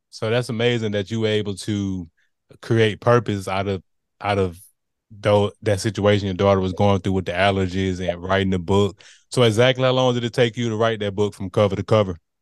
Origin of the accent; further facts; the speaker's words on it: Montgomery, Alabama, United States; I grew up in the Gump